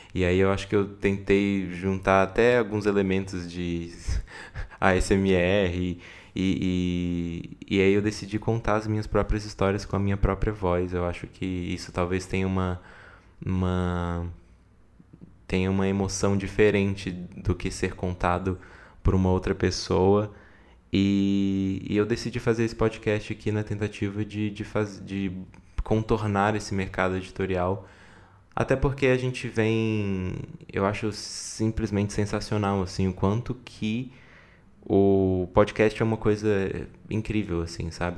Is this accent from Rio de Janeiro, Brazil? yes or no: no; Brasília, Federal District, Brazil; eu nasci em Brasília em 1994